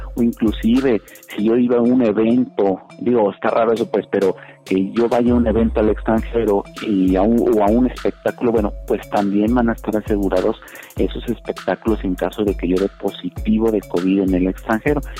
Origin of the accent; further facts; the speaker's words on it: Mexico; uno como es mexicano